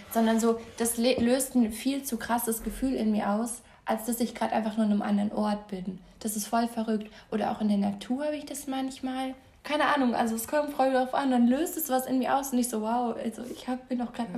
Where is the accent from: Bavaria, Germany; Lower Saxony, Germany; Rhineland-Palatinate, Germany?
Bavaria, Germany; Munich; also born or lived in Passau; ich bin ja in Giesing auch groß geworden